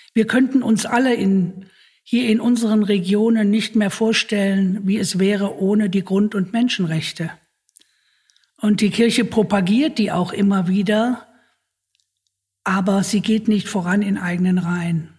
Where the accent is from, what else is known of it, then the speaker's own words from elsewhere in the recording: Germany; bei uns in Deutschland